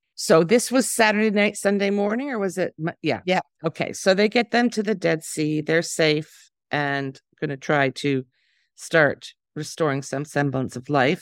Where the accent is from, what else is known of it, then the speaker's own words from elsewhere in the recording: Canada; now in Tel Aviv, Israel; As a Canadian